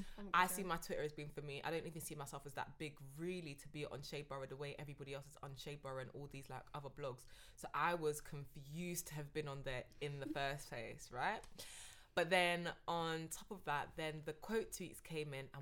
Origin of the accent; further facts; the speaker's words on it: London, United Kingdom; I'm actually from South London